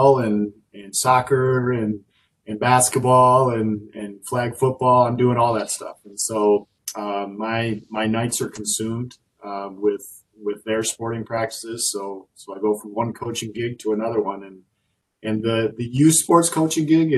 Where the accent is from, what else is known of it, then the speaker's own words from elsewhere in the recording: South Dakota, United States; moved away as an adult; now in Wisconsin, United States; I grew up in South Dakota